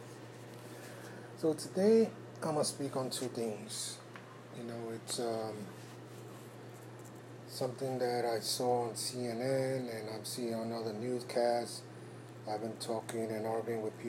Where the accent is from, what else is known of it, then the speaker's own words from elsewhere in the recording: New York City, New York, United States; I was raised in New York City, and everybody in New York City and the Northeast went to Catholic church